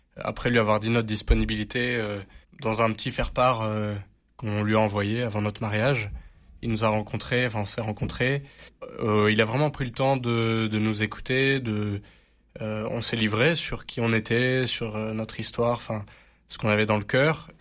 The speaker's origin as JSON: {"language": "French", "town": "Marseille", "region": "Provence-Alpes-Côte d'Azur", "country": "France", "said": "Alors moi, je suis Marseillais, et c'est vrai que je suis très fier d'être Marseillais."}